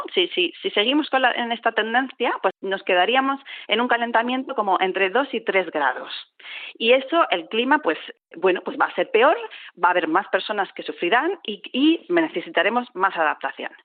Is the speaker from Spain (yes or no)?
yes; southern Spain, Spain; now in Bilbao, Spain; yo vengo del sur de España